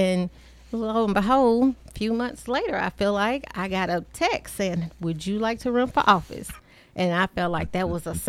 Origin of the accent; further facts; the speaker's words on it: Chattanooga, Tennessee, United States; Well, I am from Chattanooga, Tennessee, born and raised to a military family.